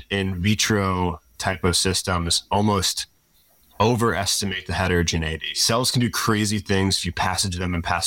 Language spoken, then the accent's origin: English; Louisville, Kentucky, United States; moved away as an adult; also born or lived in South Carolina / Madison, Wisconsin / California; now in Seattle, United States; I'm from Louisville, Kentucky. I say it weird